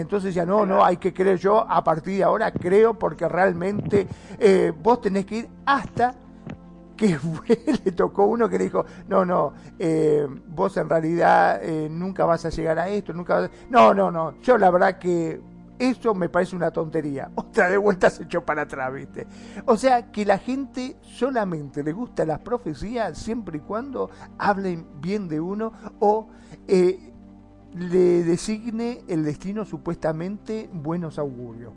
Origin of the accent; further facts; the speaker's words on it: Argentina; acá en Argentina, en mi país